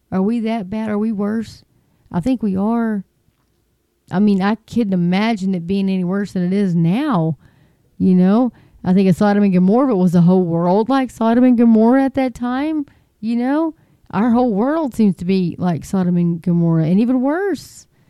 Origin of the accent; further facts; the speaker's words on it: Texas, United States; I'm from Texas. We're kind of slow